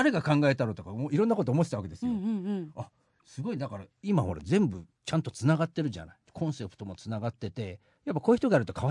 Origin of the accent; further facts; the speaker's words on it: Tokyo, Japan; だって僕親の代から北区で、えー、僕は小学校だけ北区だったんですがあのちょっと中学校から千代田区に越境しちゃったんですけどね。